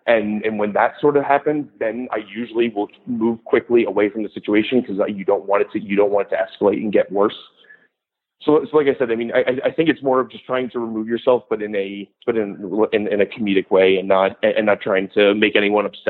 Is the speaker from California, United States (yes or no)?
no; New Jersey, United States; moved away as an adult; I'm originally from New Jersey, and so I did a lot of mascot work there